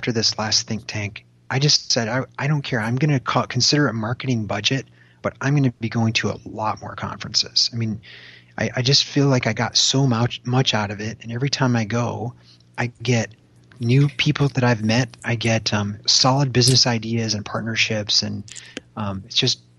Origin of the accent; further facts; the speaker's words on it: Michigan, United States; I grew up in Michigan.